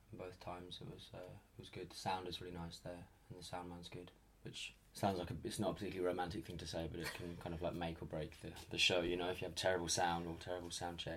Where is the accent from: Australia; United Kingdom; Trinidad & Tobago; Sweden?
United Kingdom; moved away as an adult; I'm going to go home, back to the UK